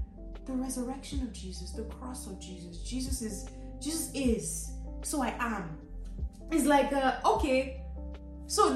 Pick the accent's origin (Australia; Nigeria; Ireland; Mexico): Nigeria; Lagos; growing up in Lagos